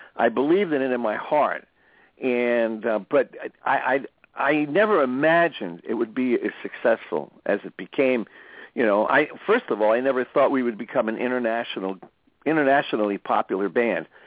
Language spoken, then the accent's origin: English; New Jersey, United States; moved away; I grew up in New Jersey, so I grew up around a lot of Italian Americans.